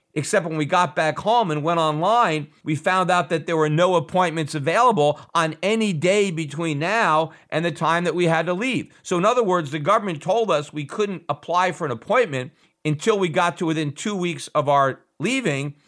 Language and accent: English; United States; as an American